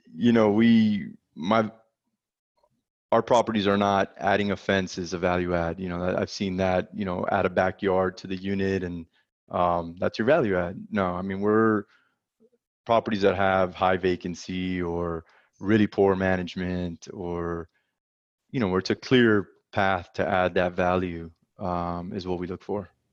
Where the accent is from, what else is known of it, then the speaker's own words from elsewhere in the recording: South Florida, United States; moved away as an adult; now in Dallas, United States; I'm originally from South Florida